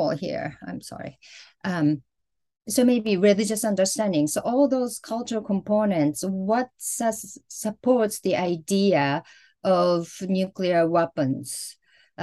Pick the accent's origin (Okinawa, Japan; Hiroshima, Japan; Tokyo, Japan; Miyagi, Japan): Hiroshima, Japan; growing up in Hiroshima in the 70s and the 80s